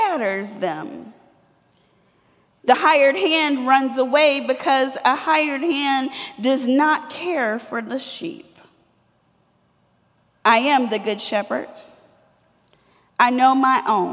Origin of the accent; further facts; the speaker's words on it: Atlanta, Georgia, United States; I'm from Atlanta. I was born two blocks from here at what used to be Crawford Long Hospital